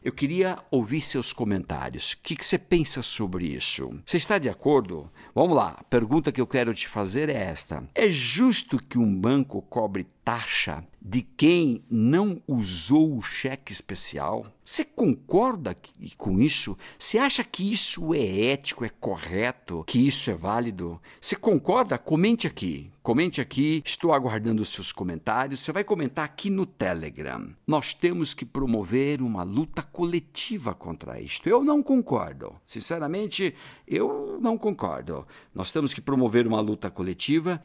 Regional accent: Brazil; Nós, brasileiros

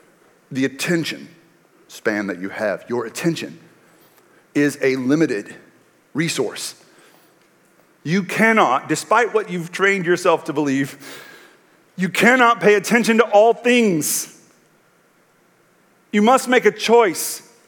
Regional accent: Texas, United States; Like when I was a kid growing up in East Texas under the Friday Night Lights culture

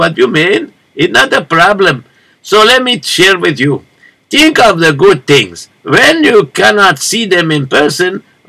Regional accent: Morocco; English is a second language; now in United States; That is because, if you notice, that I come from Morocco, and very not so always good over there.

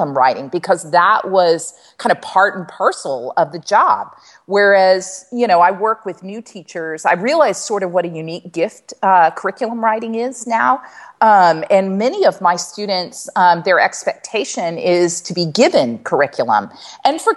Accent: Maryland, United States; now in Lexington, United States; I was born in Maryland.

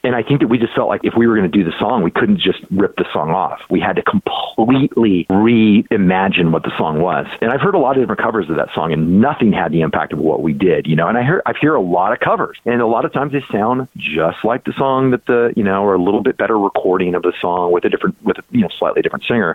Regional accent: Bakersfield, California, United States; I'm from Bakersfield

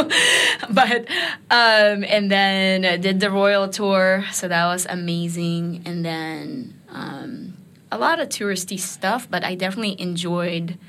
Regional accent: Japan; moved away; I grew up in Japan

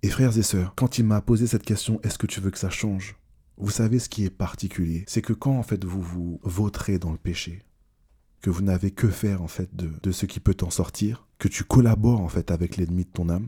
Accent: Martinique; Je suis martiniquais, donc la religion, c'est quelque chose d'un peu traditionnel

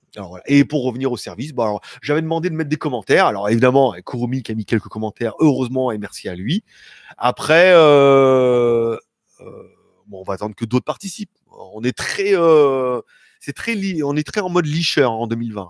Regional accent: France; je suis français, moi. Moi, français, depuis bi, depuis biberon

